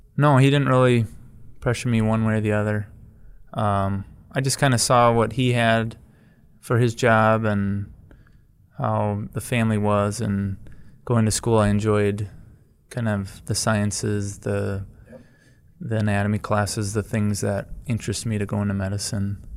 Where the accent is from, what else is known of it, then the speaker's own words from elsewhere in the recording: Black River Falls, Wisconsin, United States; also born or lived in Milwaukee; I grew up in Black River